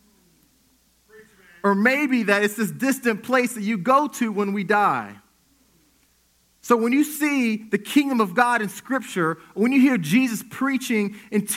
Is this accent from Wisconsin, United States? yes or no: no; Wichita, Kansas, United States; So I grew up in Wichita. Wichita is home for me